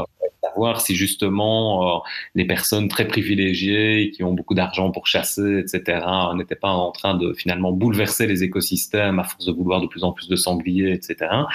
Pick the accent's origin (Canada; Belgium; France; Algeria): Belgium; chez nous, en Belgique